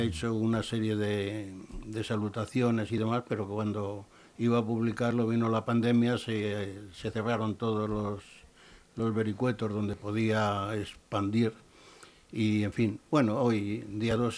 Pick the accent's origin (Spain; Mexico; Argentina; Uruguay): Spain; Madrid, Community of Madrid; now in Leganés, Spain; soy un madrileño